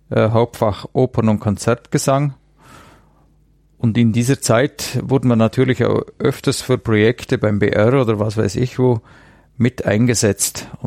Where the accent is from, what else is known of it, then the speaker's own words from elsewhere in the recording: Bad Oberdorf, Bavaria, Germany; Ich stamme aus Bad Oberdorf. Das ist ein Ortsteil von Bad Hindelang.